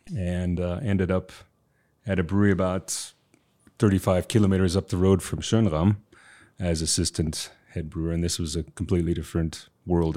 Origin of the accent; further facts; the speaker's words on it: United States; moved away; also born or lived in Southeast Bavaria, Germany; I'm American